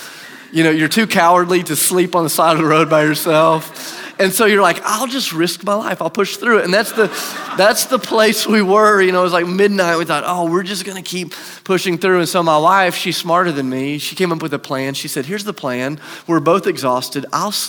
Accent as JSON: {"language": "English", "town": "Charleston", "region": "South Carolina", "country": "United States", "tie": "born or raised there", "said": "I grew up in Charleston, South Carolina. My parents still live there."}